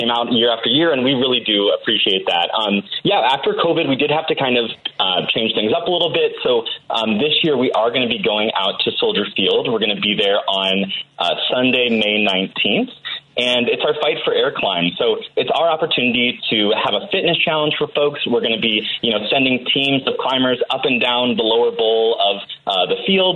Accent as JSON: {"language": "English", "town": "Bloomington", "region": "Illinois", "country": "United States", "tie": "born or raised there", "moved": "as an adult", "lives_now": "Chicago, United States", "said": "I'm proud, born and raised, Bloomington Normal"}